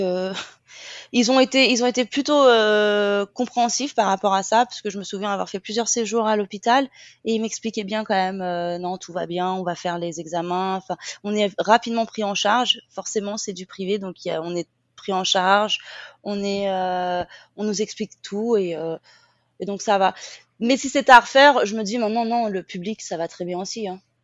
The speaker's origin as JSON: {"language": "French", "area": "Seine-et-Marne", "region": "Île-de-France", "country": "France", "moved": "as an adult", "lives_now": "Phuket, Thailand", "said": "de Seine-et-Marne, et maintenant j'habite à Phuket"}